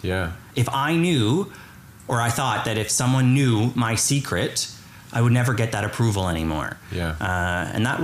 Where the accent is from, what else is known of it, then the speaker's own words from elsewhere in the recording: Kitchener, Ontario, Canada; I grew up in Kitchener-Waterloo, about an hour west of here